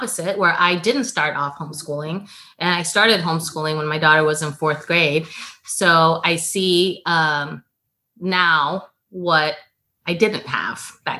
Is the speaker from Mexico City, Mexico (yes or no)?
yes; Mexico City, Mexico; I was born in Mexico City.